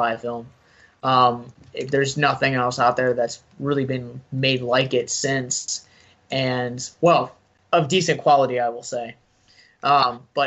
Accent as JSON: {"language": "English", "town": "Baltimore", "region": "Maryland", "country": "United States", "tie": "born or raised there", "said": "where I lived in Baltimore"}